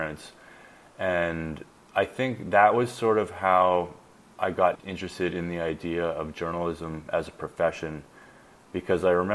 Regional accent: La Ronge, Saskatchewan, Canada; moved away; also born or lived in Toronto; I was born in Saskatchewan, Canada, in a little town called LaRange, which is like fairly north in the province.

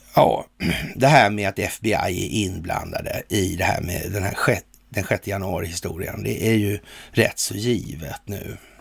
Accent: Sweden; vi är svenskar

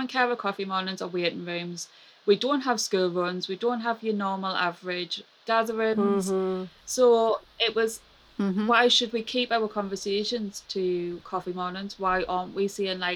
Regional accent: Sunderland, North East England, United Kingdom; accent: Mackem; my Magham accent

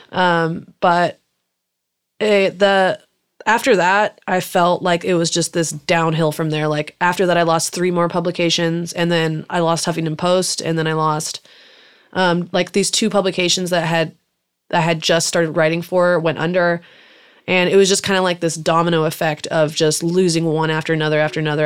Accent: Salinas, California, United States; first language German; English is a second language; I grew up in Salinas, California, which is a little farm town kind of by Monterey and Santa Cruz

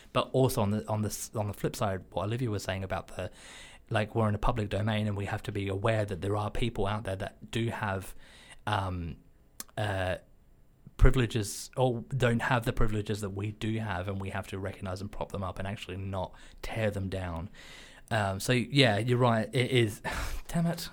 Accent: Australia; as an Australian, xenophobia, racism, sexism, homophobia, these are just part and parcel for how I was culturally brought up

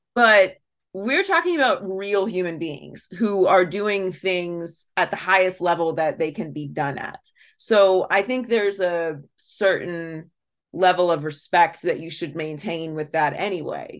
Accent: Pittsburgh, Pennsylvania, United States; I grew up in Pittsburgh.

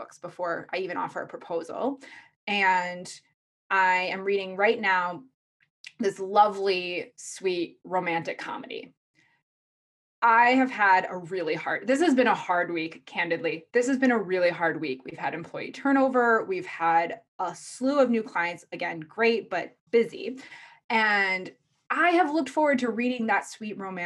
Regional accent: Midwest, United States; I'm from the Midwest

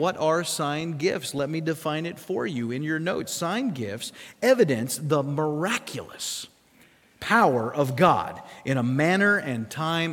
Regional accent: South Dakota, United States; moved away; I grew up in South Dakota.

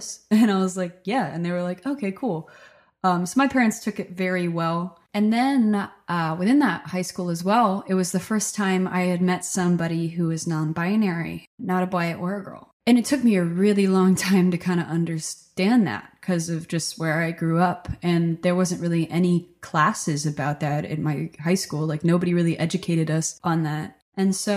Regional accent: Stockton, New Jersey, United States; now in Nashville, United States; I grew up in Stockton, New Jersey. It's a really small rural town

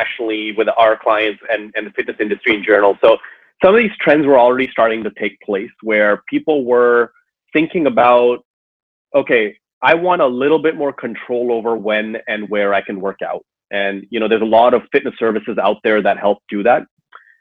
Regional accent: Toronto, Ontario, Canada; moved away as an adult; now in Seattle, United States; I grew up in Toronto, Canada, and then moved out west about a decade ago or so.

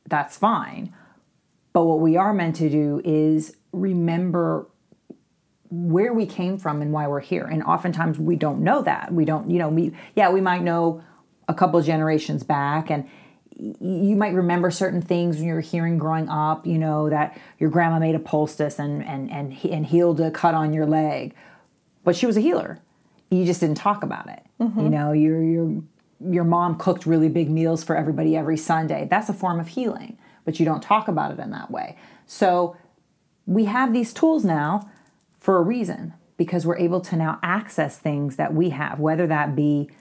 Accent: Louisville, Kentucky, United States; moved away; I'm from Kentucky originally

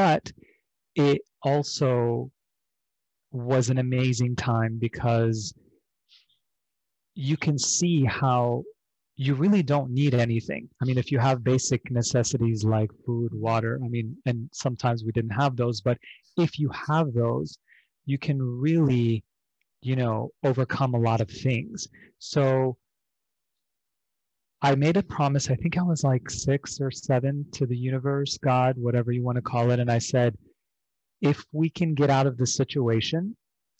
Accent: Beirut, Beirut Governorate, Lebanon; moved away; I grew up originally overseas in Beirut, Lebanon, during the civil war that lasted from 1975 to 1990.

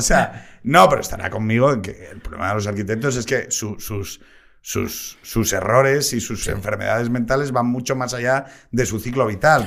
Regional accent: Gijón, Asturias, Spain; Yo soy de Gijón

